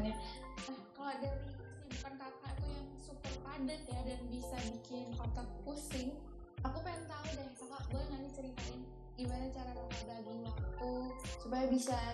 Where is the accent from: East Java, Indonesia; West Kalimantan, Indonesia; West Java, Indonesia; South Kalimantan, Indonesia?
East Java, Indonesia; Malang; Aku asli Malang.